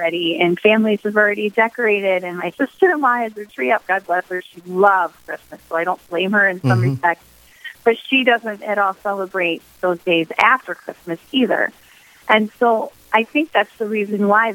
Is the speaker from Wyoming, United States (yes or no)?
no; Michigan, United States; moved away as an adult; now in South Dakota, United States; I grew up in Michigan where you could get a tree without any issues